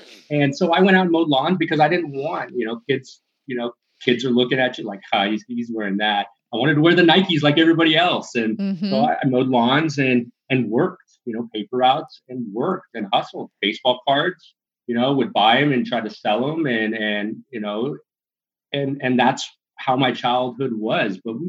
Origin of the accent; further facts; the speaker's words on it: California, United States; So I was born and raised in Southern California. I moved a lot, Barb.